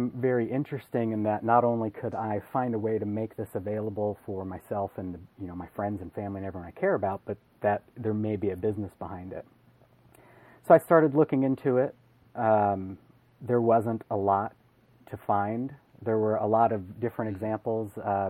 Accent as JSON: {"language": "English", "town": "Portland", "country": "United States", "tie": "born or raised there", "moved": "as an adult", "lives_now": "Indianapolis, United States", "said": "Well, we're out here in Indianapolis, Indiana. I'm actually originally from Portland."}